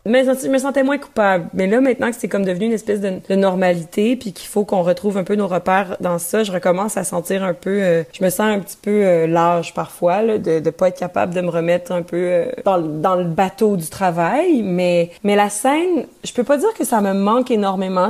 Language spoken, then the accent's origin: French; Quebec, Canada; accent: Québécois; first language French